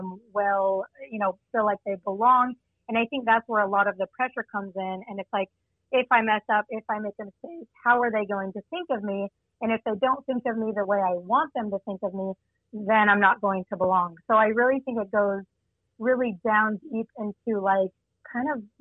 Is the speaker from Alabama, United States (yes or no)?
no; Utah, United States; also born or lived in Virginia; my hometown of Utah State